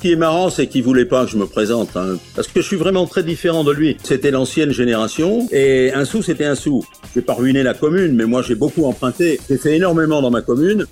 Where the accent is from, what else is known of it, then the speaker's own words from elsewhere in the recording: Paris region, Île-de-France, France; moved away; also born or lived in Caen / Normandy; je suis né dans la région parisienne